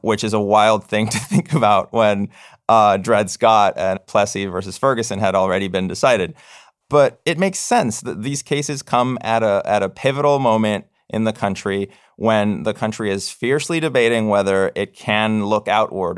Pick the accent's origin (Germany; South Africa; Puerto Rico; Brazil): Puerto Rico; moved away; I'm a U S citizen. I was born in Puerto Rico.